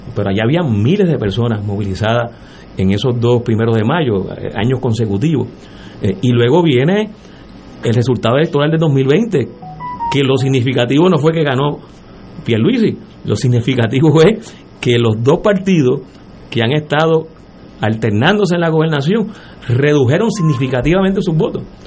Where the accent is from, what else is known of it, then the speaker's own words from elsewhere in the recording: Puerto Rico; todos los rasgos culturales eh, que tenemos como, como, puertorriqueños y puertorriqueñas